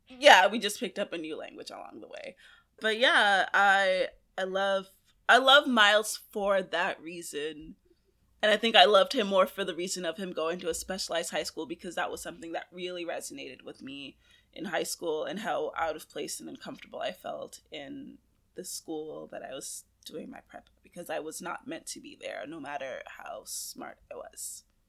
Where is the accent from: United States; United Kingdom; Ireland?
United States; New York City, New York; growing up in Brooklyn, I grew up in Flatbush